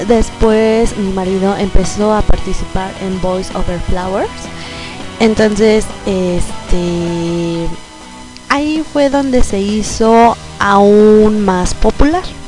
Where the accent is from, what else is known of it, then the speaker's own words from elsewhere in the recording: Mexico; como buena mexicana